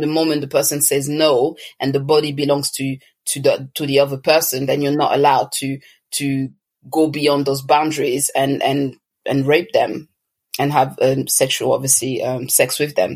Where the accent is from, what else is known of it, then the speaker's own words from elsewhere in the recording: Toulouse, Occitania, France; moved away as an adult; also born or lived in Congo; now in London, United Kingdom; I was born in France, uh, precisely in Toulouse, but I'm originally from Congo, and I have lived a few years there, but um, the majority of my childhood, um, you know, teenage years was spent in France, and I'm now living in London.